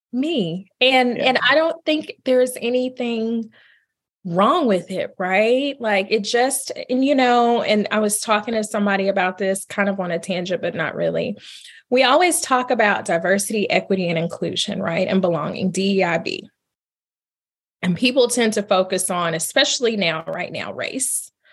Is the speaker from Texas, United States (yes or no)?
yes; Marshall, Texas, United States; I was born in Marshall, Texas. I grew up in East Texas